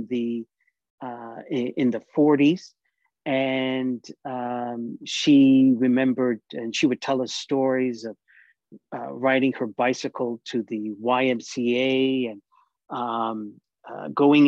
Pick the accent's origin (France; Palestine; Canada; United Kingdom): Palestine; Ramallah, West Bank; also born or lived in Jerusalem; I was born in Jerusalem just before the 67 war, but my family lived in Ramallah.